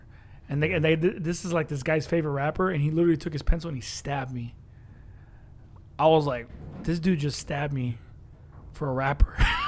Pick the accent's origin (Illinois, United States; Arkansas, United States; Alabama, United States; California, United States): California, United States; Long Beach; I remember growing up in Long Beach.